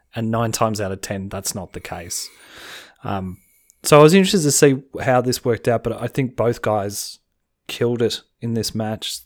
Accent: Australia; As an Australian

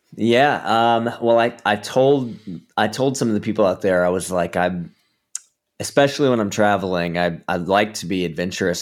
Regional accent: Georgia, United States; now in Southern California, United States; I'm from Georgia originally

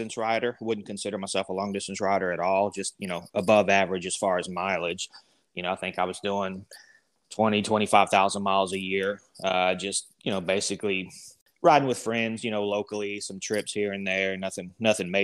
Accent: Texas Panhandle, United States; also born or lived in Oklahoma; I was born in Oklahoma and actually grew up up in a little town up in the Panhandle, Texas

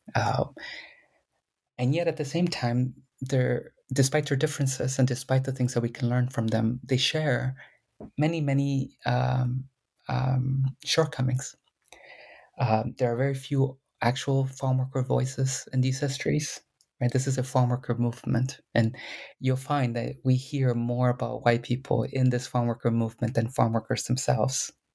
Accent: Coachella Valley, California, United States; first language Spanish; English is a second language; i grew up in public housing that they that farm workers and chicano chicana activists helped build

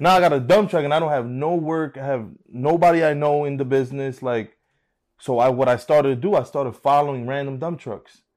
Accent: Union City, New Jersey, United States; So I'm from New Jersey, Union City

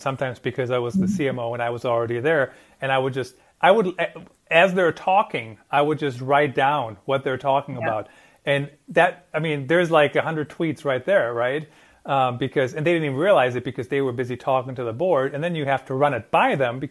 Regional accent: Germany; English is a second language; moved away; also born or lived in Iowa; I grew up in Germany and I know my English is perfect now

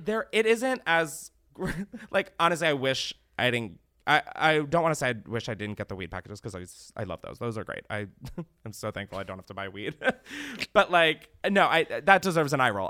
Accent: Delaware, United States; I grew up literally in Delaware, no ties to entertainment, anything.

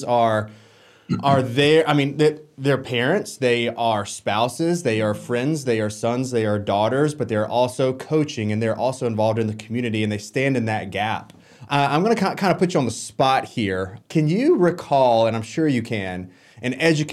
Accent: Orangeburg, South Carolina, United States; I grew up in Orangeburg

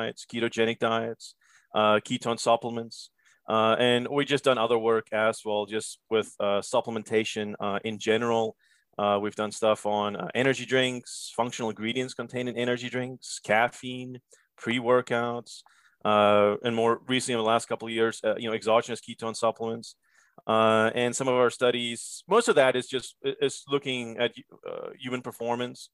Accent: Cape Town, Western Cape, South Africa; moved away as an adult; also born or lived in Georgia / Pittsburgh; now in United States; I'm actually originally from Cape Town, South Africa. Came to the States in 2005 on a tennis scholarship.

